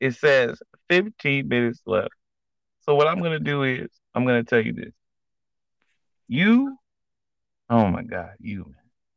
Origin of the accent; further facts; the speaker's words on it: Nigeria; I'm Nigerian